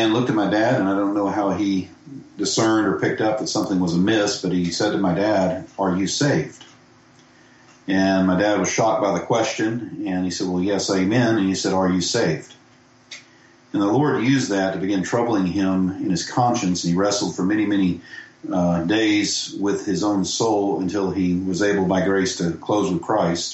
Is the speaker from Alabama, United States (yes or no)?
no; Powder Springs, Georgia, United States; also born or lived in Marietta, Georgia; was born and raised in Northwest Atlanta in Georgia. I was born in Marietta and raised in a city called Powder Springs, and I actually still live in Powder Springs